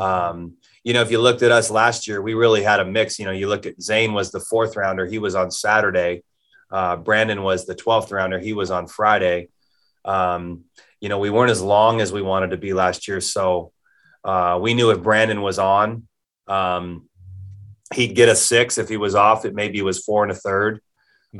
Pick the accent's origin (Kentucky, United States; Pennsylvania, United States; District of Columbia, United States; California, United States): California, United States; Southern; moved away as an adult; also born or lived in Las Cruces; now in Pullman, United States; Growing up in Southern California